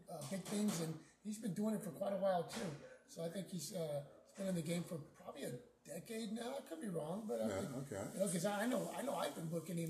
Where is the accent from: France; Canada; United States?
United States; Houston, Texas; now in Corpus Christi, United States; I'm originally from Houston.